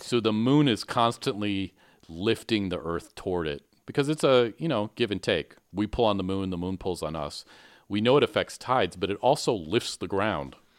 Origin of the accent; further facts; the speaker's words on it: Michigan, United States; growing up in Michigan